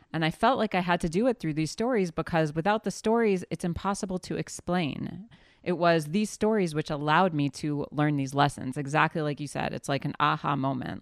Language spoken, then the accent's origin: English; New Orleans, Louisiana, United States; now in Israel; I grew up in the South, in New Orleans, Louisiana